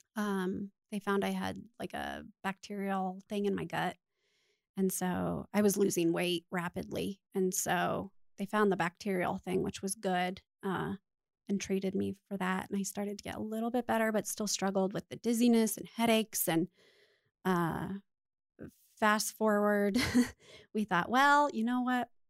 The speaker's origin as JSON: {"language": "English", "town": "Littleton", "country": "United States", "tie": "born or raised there", "said": "I was born and raised right here in Littleton, so I'm a Littleton girl"}